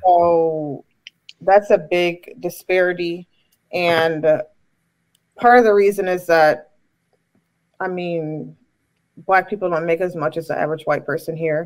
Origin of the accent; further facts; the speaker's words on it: Chicago, Illinois, United States; I'm from Chicago